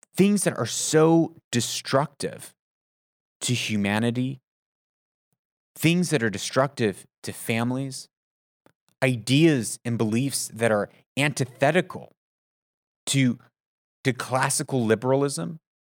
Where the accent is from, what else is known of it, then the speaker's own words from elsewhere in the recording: United States; also born or lived in Middle East; as an American